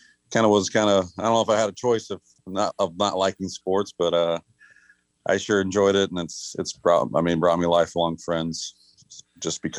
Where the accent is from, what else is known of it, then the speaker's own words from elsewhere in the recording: McCook, Nebraska, United States; also born or lived in Beatrice, Nebraska; Officially born in, my birth certificate would say Beatrice, but raised in McCook